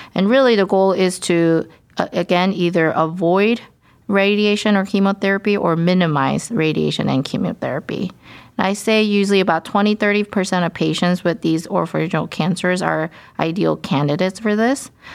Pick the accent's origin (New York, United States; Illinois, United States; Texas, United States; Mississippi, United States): Texas, United States; Dallas; moved away as an adult; also born or lived in Durham, North Carolina / Pittsburgh, Pennsylvania / Baltimore, Maryland / Houston, Texas; now in Cleveland, United States; I'm from Dallas, Texas, but I have been in many places for my medical and ch-, surgical training